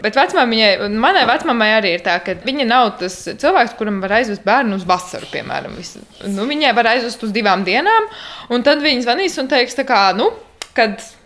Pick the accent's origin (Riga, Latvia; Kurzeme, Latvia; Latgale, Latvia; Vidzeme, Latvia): Riga, Latvia; Mēs abi divi esam no Rīgas